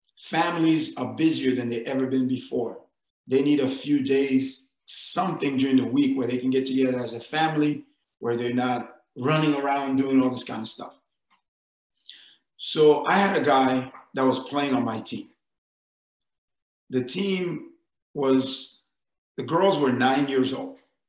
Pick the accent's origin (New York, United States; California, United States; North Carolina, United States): New York, United States; I mean, if you go and growing up in New York, we have fire hydrants.